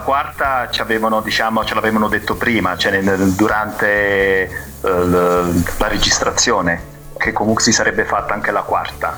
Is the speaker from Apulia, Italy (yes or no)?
no; Naples, Campania, Italy; sono napoletano